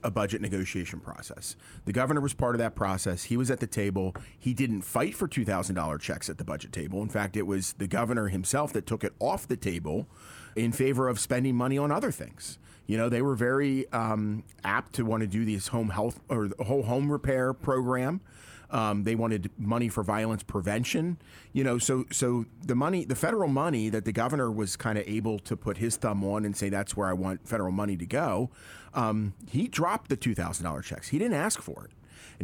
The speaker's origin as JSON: {"language": "English", "town": "Lebanon", "region": "Pennsylvania", "country": "United States", "said": "Lebanon. I'm from Lebanon"}